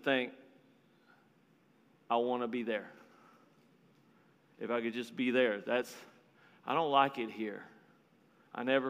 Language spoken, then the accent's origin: English; Marlin, Texas, United States; now in Florida, United States; I'm from a little bitty town in Texas called Marlin, Texas. It's about 5,000 people